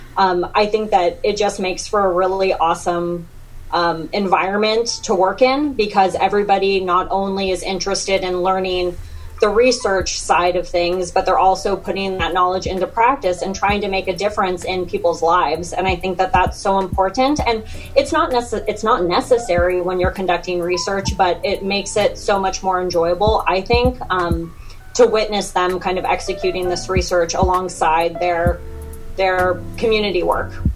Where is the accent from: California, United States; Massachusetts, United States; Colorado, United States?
California, United States; moved away as an adult; now in Texas, United States; I'm from California